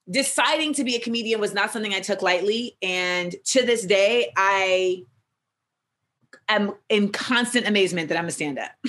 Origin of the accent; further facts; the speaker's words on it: the South, United States; And even though like I'm, I grew up in the South and I love trap.